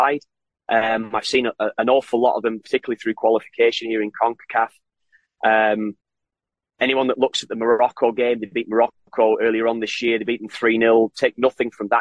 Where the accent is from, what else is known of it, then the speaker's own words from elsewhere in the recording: Ireland; now in Canada; I'm Irish. I'm Irish.